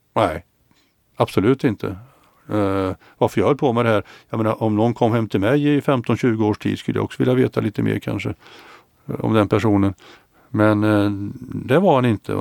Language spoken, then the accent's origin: Swedish; Mariestad, Västra Götaland, Sweden; also born or lived in Gothenburg / Luleå; now in Stockholm, Sweden; Mariestad där jag är född och Göteborg och Luleå där jag har bott och Stockholm nu då